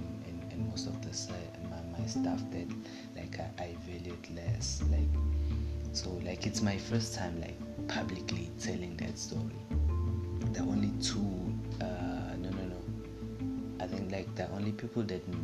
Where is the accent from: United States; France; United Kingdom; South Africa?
South Africa; Durban, KwaZulu-Natal; born and raised in Durban